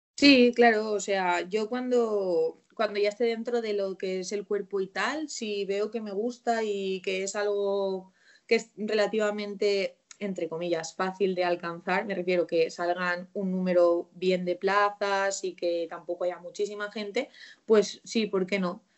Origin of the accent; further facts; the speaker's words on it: Valencian Community, Spain; me pudiese quedar en la provincia de la que soy, que soy de Valencia